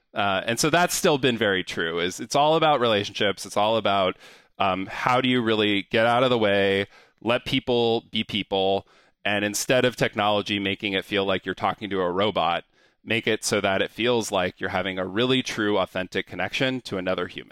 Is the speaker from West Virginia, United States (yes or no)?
no; San Diego, California, United States; moved away; I grew up in San Diego, California